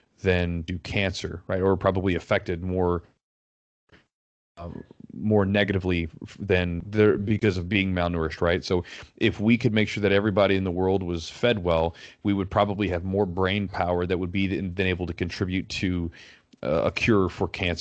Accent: United States; as an American

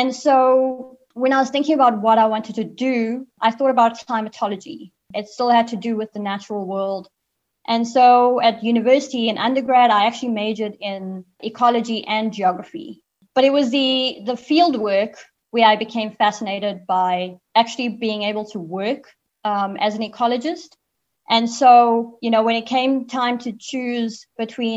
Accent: Zimbabwe; moved away; I was born in Zimbabwe and grew up there for a bit.

